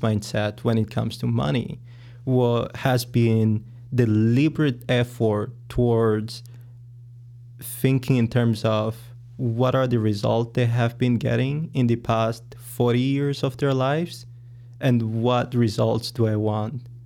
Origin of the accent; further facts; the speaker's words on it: Angola; moved away as an adult; now in United States; I am from Angola in Africa, and I have been in the U S for about seven years